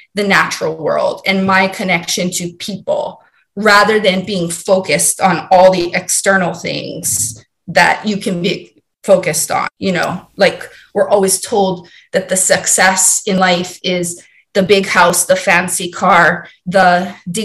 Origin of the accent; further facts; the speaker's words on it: Hawaii, United States; moved away as an adult; also born or lived in Maryland; Born and raised in Hawaii